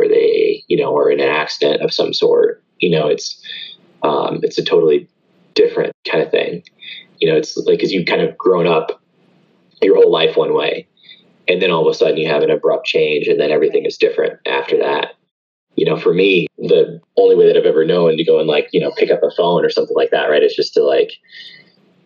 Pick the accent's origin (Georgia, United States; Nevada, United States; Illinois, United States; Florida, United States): Georgia, United States; Atlanta; I grew up here locally in Atlanta